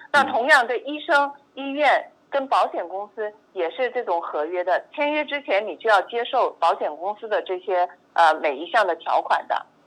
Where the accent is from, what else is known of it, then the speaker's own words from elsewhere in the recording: China; 我们中国人一般叫红蓝卡